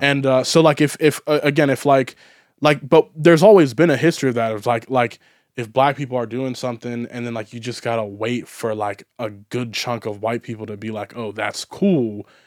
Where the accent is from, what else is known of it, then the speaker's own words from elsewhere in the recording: United States; I'm an American